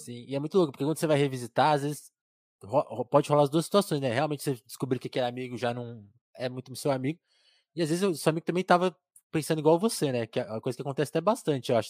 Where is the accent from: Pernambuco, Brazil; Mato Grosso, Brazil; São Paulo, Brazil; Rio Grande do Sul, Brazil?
São Paulo, Brazil; interior of; eu nasci em São Paulo, mas fui para uma cidade do interior